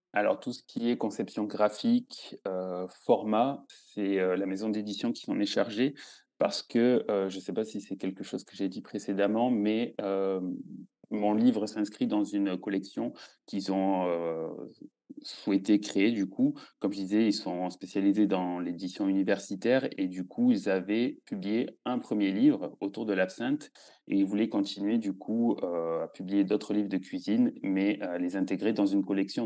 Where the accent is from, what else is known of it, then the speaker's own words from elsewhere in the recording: southern France, France; moved away as an adult; now in Switzerland; je suis originaire du sud de la France